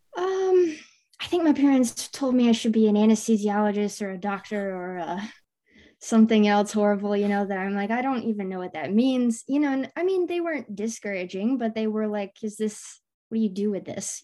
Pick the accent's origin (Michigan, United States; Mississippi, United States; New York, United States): Michigan, United States; I, I grew up in Michigan